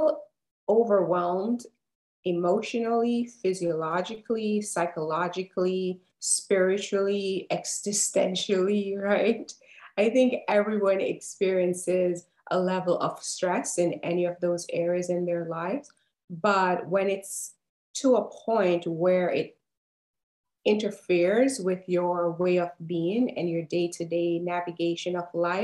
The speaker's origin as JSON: {"language": "English", "country": "Jamaica", "tie": "born or raised there", "moved": "yes", "lives_now": "Atlanta, United States", "said": "I live in Atlanta, Georgia, Jamaican born and raised, but Atlanta is my home and has been for a few years now."}